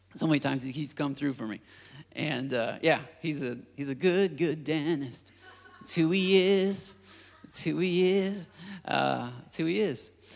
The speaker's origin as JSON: {"language": "English", "country": "United States", "said": "As, as American Christians"}